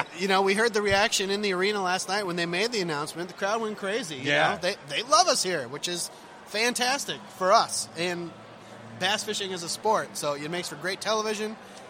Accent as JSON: {"language": "English", "region": "Minnesota", "country": "United States"}